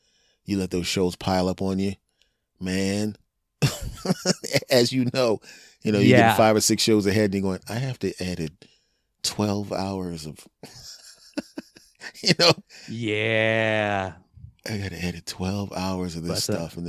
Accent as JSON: {"language": "English", "town": "Cherry Hill", "region": "New Jersey", "country": "United States", "said": "\"Cherry Hill, New Jersey.\" \"I'm from Cherry Hill, New Jersey. You get to live tonight.\""}